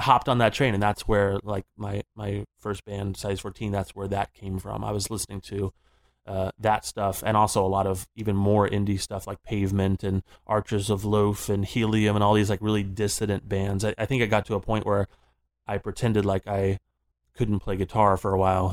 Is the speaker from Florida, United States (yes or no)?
yes; Florida, United States; moved away; growing up in Florida, I started playing in, like, hair metal bands